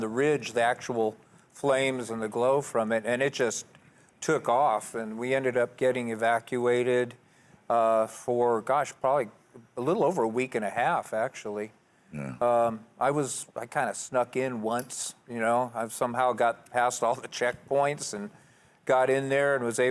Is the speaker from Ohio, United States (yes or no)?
no; Bay Area, California, United States; I grew up here in the Bay Area initially, you know, so I was exposed to the San Francisco music scene